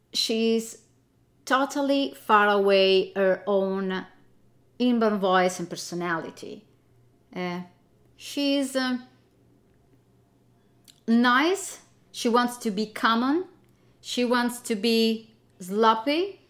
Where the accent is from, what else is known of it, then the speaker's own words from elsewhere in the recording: Italy; because I come from Italy